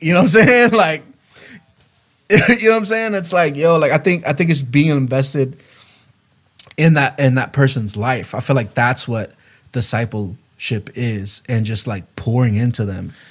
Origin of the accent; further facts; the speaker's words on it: West Palm Beach, Florida, United States; moved away; also born or lived in Gainesville, Florida; I went back to my hometown, to West Palm Beach, Florida